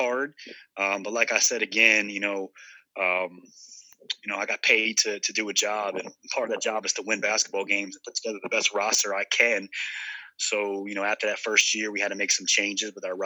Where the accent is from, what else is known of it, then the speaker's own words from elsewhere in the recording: New Jersey, United States; I'm a Northeast guy, born and raised in New Jersey.